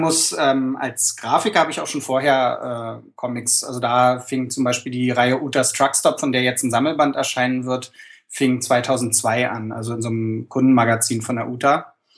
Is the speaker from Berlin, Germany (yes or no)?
yes; Berlin, Germany; accent: Berlinerisch; dann fange ich an zu Berliner.